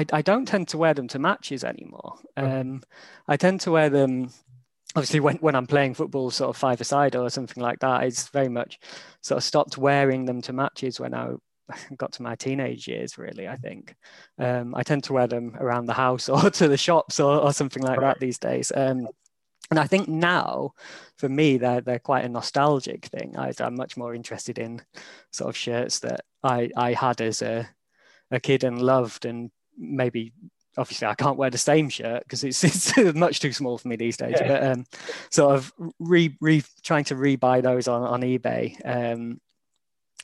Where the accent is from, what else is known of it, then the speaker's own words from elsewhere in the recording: York, Yorkshire and the Humber, United Kingdom; moved away as an adult; also born or lived in London; now in Sheffield, United Kingdom; I grew up in York and then went to Sheffield for uni and then moved down to London for sort of eight years I lived there.